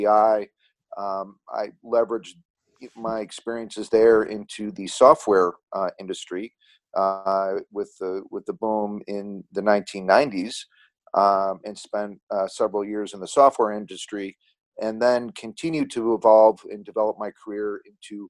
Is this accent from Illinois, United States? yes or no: yes; Chicago, Illinois, United States; I grew up in a western suburb of Chicago, Illinois.